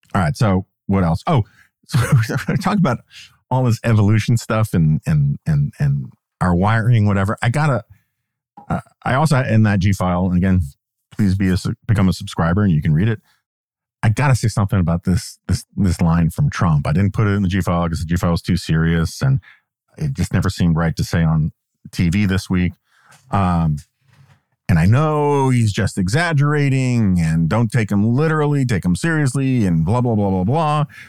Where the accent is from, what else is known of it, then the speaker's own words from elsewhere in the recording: New York, United States; moved away; I grew up in New York